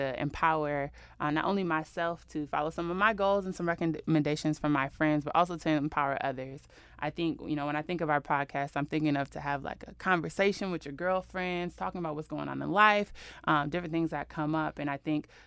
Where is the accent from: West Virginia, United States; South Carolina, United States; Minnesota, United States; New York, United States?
Minnesota, United States; Minneapolis; moved away as an adult; now in Las Vegas, United States; I'm from Minneapolis, Minnesota. I moved to Las Vegas about 3 years